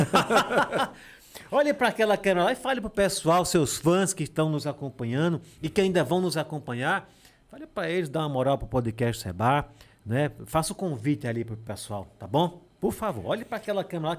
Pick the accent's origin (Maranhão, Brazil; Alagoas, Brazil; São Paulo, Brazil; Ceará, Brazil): Alagoas, Brazil; Serra da Jurema; now in Delmiro Gouveia, Brazil; eu moro em Delmiro. Mas eu sou da Serra da Jurema